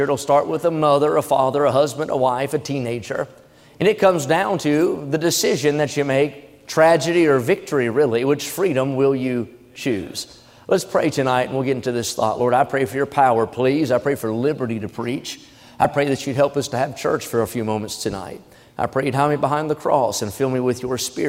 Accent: United States; as an American

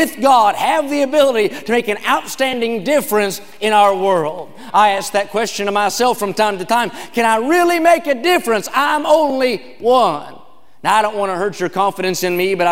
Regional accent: West Virginia, United States; now in California, United States; I grew up in a town with just 2,000 people.

